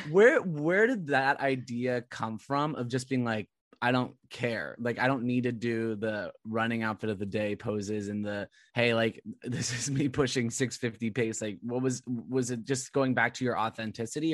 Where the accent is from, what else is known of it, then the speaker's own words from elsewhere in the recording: California, United States; moved away as an adult; also born or lived in Woburn, Massachusetts; I lived in Woburn, Massachusetts, and I'm originally from California